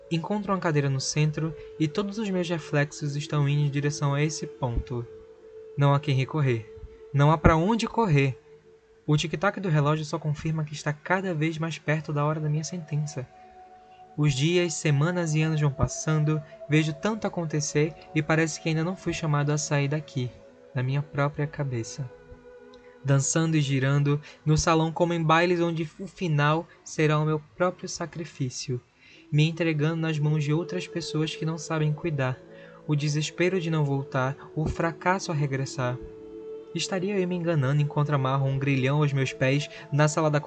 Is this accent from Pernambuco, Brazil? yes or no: yes; Recife, Pernambuco, Brazil; tenho 24 anos, sou da cidade do Recife.